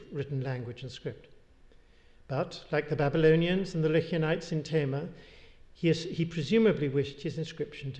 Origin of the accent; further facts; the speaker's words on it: England, United Kingdom; accent: English; an English accent, I identify myself as Scottish when I'm in England, but am identified by others as English when I'm in Scotland